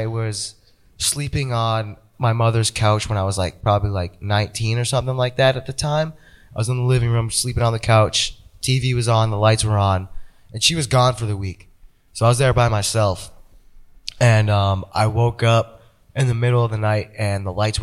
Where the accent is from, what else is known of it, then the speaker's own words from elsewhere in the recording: Massachusetts, United States; where we grew up.